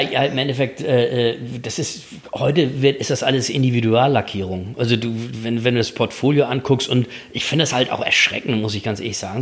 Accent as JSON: {"language": "German", "town": "Kiel", "region": "Schleswig-Holstein", "country": "Germany", "said": "bei uns in Kiel"}